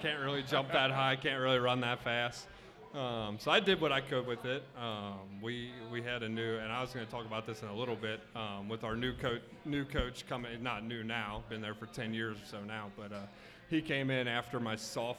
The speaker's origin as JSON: {"language": "English", "town": "Fort Wright", "region": "Kentucky", "country": "United States", "tie": "born or raised there", "said": "Northern Kentucky. So we grew up in Fort Wright. So just right across the river."}